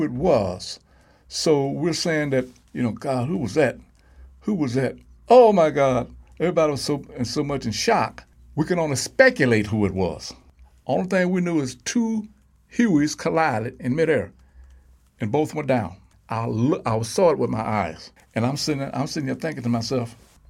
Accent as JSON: {"language": "English", "town": "Chicago", "region": "Illinois", "country": "United States", "said": "I was from Chicago, Illinois"}